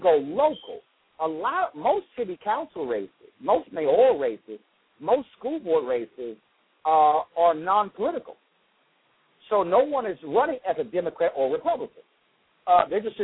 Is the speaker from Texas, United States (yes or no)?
yes; Houston, Texas, United States; I grew up in Clinton Park, a neighborhood in Houston, Texas